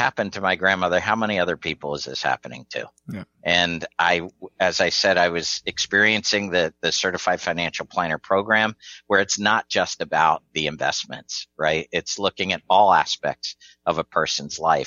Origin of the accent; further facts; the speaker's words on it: rural suburbs of Philadelphia, Pennsylvania, United States; it was more rural suburbs of Philadelphia, about an hour and a half northwest. Born and raised there